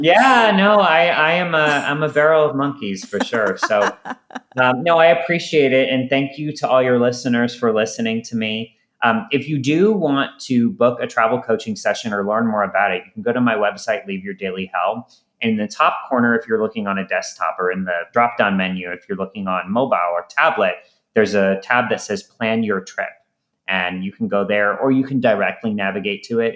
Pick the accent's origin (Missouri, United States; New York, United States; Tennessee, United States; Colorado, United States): Missouri, United States; St. Louis; I'm from St. Louis originally